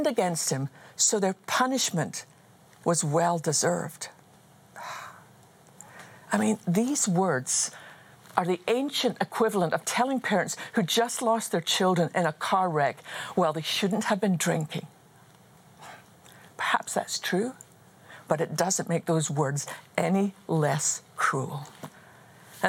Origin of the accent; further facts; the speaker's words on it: Scotland, United Kingdom; I was just a wee girl growing up in Scotland